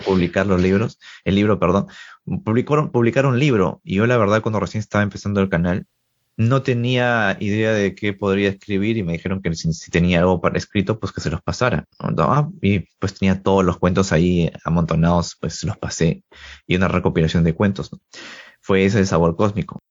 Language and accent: Spanish; Trujillo, La Libertad, Peru; also born or lived in Lima; Yo soy de Trujillo, una provincia de Perú